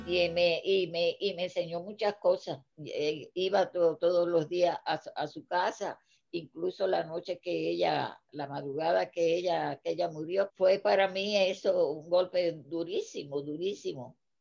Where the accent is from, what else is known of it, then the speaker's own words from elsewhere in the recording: Cuba; moved away as an adult; now in United States; cuando yo salí de Cuba